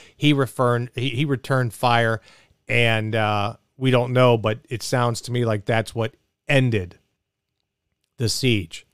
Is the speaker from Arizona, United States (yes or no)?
yes; Mesa, Arizona, United States; in Mesa, in my hometown